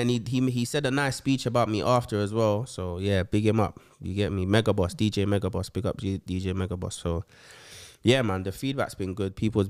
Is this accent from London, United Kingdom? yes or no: yes; London, United Kingdom; I'm from West London.